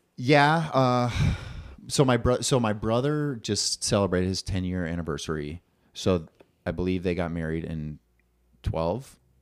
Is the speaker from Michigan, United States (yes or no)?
no; Bloomington, Minnesota, United States; now in Minneapolis, United States; I grew up in Bloomington